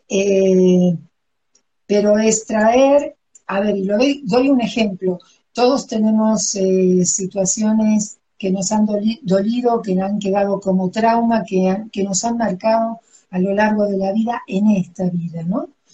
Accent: Argentina; moved away as an adult; also born or lived in Cuernavaca, Mexico; now in Mexico City, Mexico; nací en Argentina y vivo en México desde hace 21 años

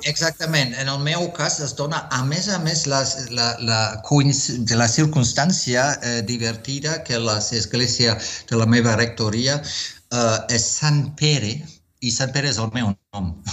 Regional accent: Wuppertal, North Rhine-Westphalia, Germany; Catalan is a second language; moved away as an adult; also born or lived in Marburg / southern Germany / United States / Barcelona; now in Spain; a partir dels 3 anys ja vaig viure a la meva ciutat natal dels meus pares, a Wuppertal, que és a prop de Colònia

